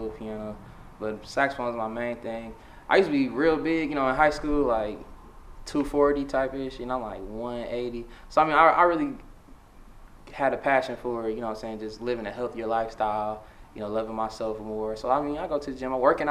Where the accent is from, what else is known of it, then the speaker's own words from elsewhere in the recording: Detroit, Michigan, United States; I'm from West Side. I grew up with my family first. My dad used to be back and forth between Chicago and Detroit. So when we first like really settled down in Detroit after, you know, me and my sister was born, we was living on Joy Road